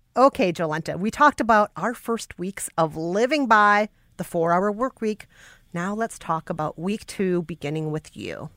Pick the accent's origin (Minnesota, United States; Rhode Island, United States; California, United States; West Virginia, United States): Minnesota, United States; Bloomington; I'm from Bloomington